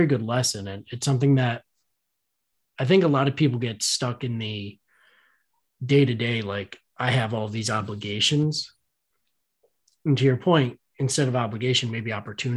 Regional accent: Northeast, United States; we're from the Northeast

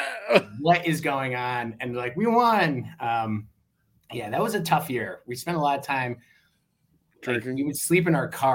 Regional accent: Rochester, New York, United States; accent: Western New York; now in Atlanta, United States; I'm from Rochester

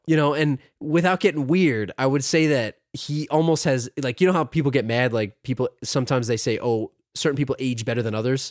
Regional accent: United States; as an American

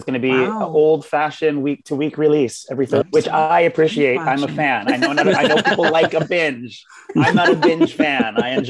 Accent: southeast Washington State, United States; now in New York, United States; I am from what I affectionately refer to as the Oregon, Idaho armpit of Washington State, or deep, deep southeast Washington State. And I moved to New York in the year 2000.

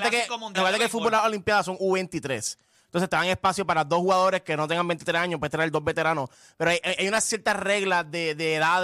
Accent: Puerto Rico; Yo sé que para Puerto Rico y para nosotros como puertorriqueños fue un gran mundial

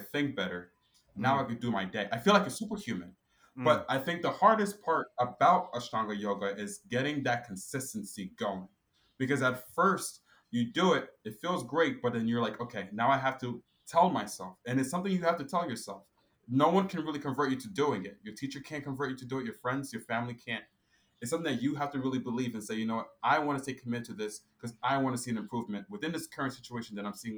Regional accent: Newark, New Jersey, United States; I was born here in Newark, New Jersey, but my mom and my dad and my brothers were all born from Ghana

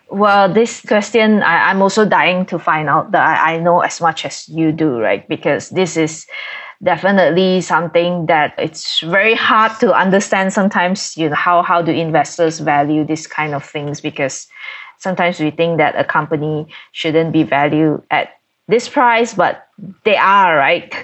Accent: Malaysia; being a Malaysian and based here in Kuala Lumpur

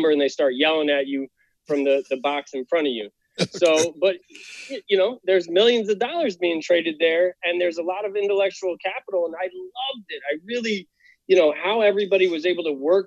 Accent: White Plains, New York, United States; moved away as an adult; also born or lived in Virginia; I grew up just outside of New York City, so 30 minutes north in White Plains, near Yonkers there

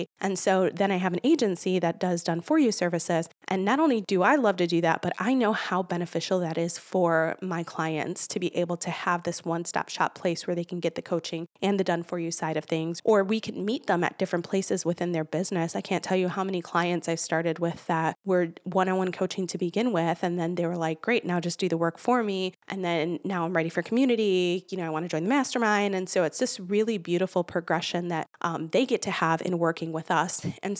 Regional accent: Chicago, Illinois, United States; born there; from the motherland where I'm from Puerto Rico, born in Chicago, but I'm Puerto Rican.

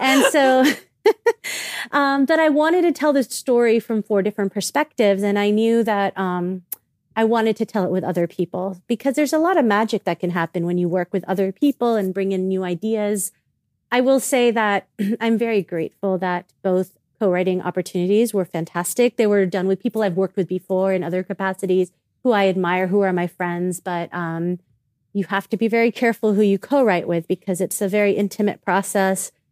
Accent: South Florida, United States; I was born and raised in South Florida

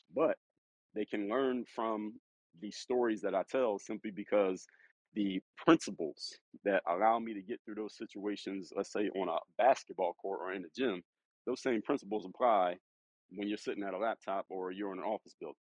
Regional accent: Philadelphia, Pennsylvania, United States; I'm actually from Philadelphia

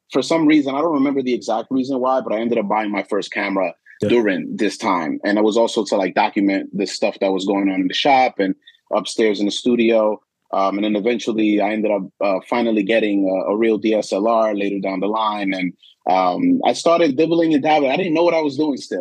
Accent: New York City, New York, United States; moved away as an adult; also born or lived in Dominican Republic; now in Baltimore, United States; I'm originally from Bed-Stuy, Brooklyn, New York. And I lived there till I was around 20 years old or so

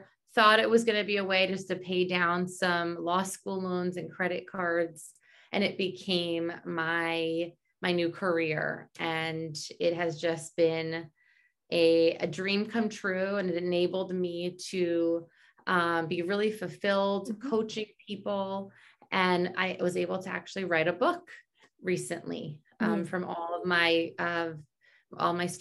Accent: New Jersey, United States; also born or lived in New York City, New York; grew up in New York City, and then we moved when I was 8 years old to the suburbs somewhere in New Jersey in the United States

